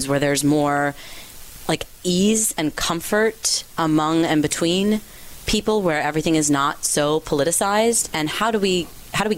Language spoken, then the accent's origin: English; California, United States; my home state of California